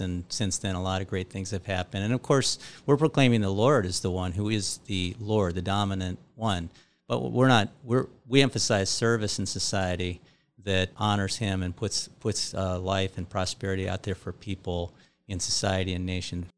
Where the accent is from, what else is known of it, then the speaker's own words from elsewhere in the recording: Iowa, United States; I grew up in Iowa with, uh, evangelical Lutheran parents